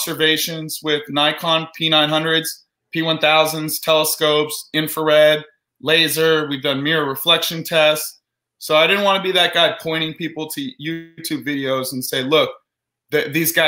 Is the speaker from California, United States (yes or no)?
yes; Orange County, California, United States; I grew up in Orange County, California.